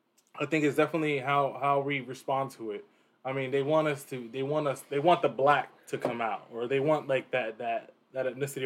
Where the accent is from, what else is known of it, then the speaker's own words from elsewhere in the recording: Newark, New Jersey, United States; moved away as an adult; also born or lived in Pennsylvania; now in Allentown, United States; I'm from Newark, New Jersey. So, like, you're from a major city. So, it's not really, like, you don't see a lot of that shit at all. Like, so I grew up very just urban, just chill.